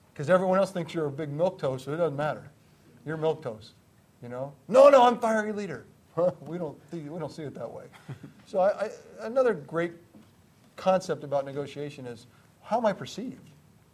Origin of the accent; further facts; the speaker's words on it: Greenwich, Connecticut, United States; I grew up in Greenwich, Connecticut, and Greenwich is not the hotbed of football. It's a bedroom community of New York, more known for golf and tennis than football.